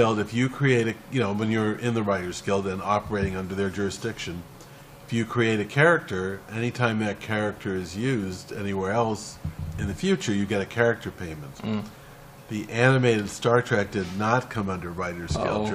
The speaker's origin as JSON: {"language": "English", "town": "Culver City", "region": "California", "country": "United States", "tie": "born or raised there", "said": "I grew up in Culver City"}